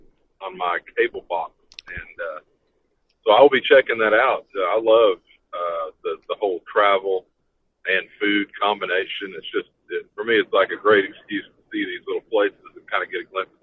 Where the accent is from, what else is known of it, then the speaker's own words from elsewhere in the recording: Texas, United States; Texas, not because it's my home state.